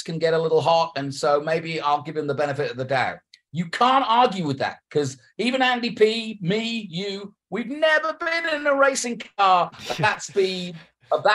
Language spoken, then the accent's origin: English; England, United Kingdom; moved away; Growing up in England